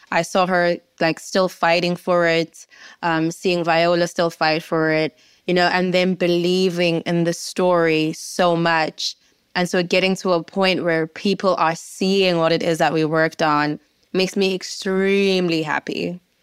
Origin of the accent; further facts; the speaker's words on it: South Africa; as a South African